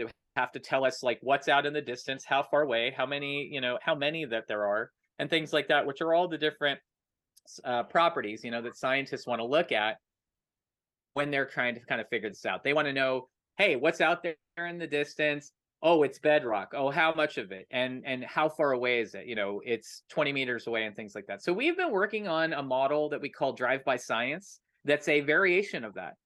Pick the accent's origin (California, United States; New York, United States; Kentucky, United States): California, United States; Santa Clarita; also born or lived in Los Angeles, California; I grew up in, uh, Santa Clarita, California. I was born in Los Angeles, California